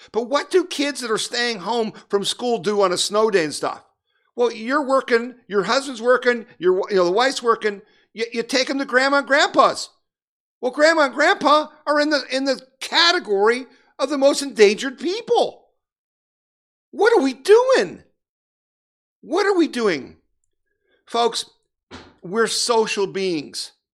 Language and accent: English; United States; I'm an American